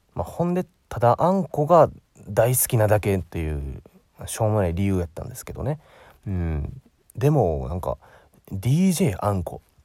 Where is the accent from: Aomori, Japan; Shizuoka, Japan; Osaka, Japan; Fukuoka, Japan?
Osaka, Japan; 僕、大阪出身なんですけど